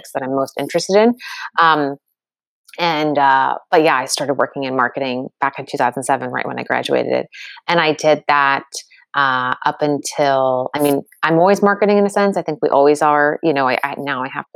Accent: United States; I grew up in the States

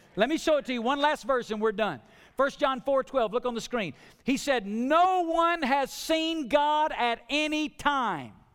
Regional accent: the South, United States; I grew up in the South

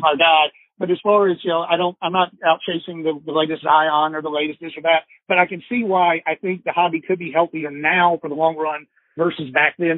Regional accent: Atlanta, Georgia, United States; I grew up in the Atlanta market Atlanta area

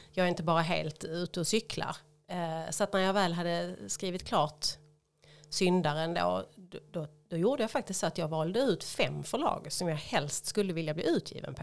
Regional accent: Höllviken, Skåne, Sweden; jag är ju född och uppvuxen i Höllviken

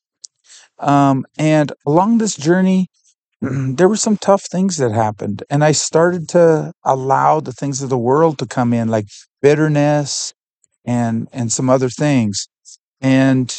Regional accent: Canada; I'm from Canada.

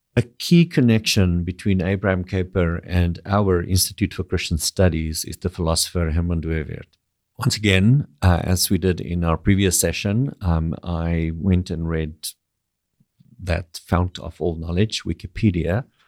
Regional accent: South Africa; moved away as an adult; now in Canada; I grew up in South Africa.

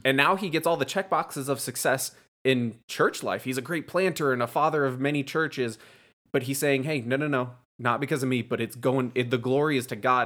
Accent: East Coast, United States; moved away; I'm actually from the East Coast

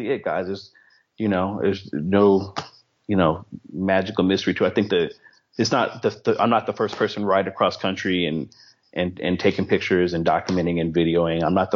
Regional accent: East Palo Alto, California, United States; I grew up in East Palo Alto in Philadelphia, East Palo Alto, California

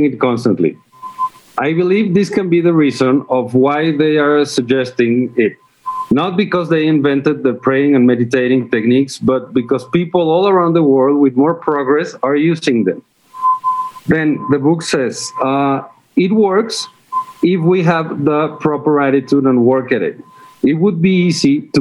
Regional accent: Mexico; I'm from Mexico

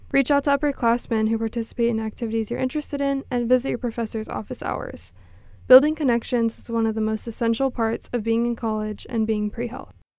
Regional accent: Corpus Christi, Texas, United States; I'm from Corpus Christi, Texas

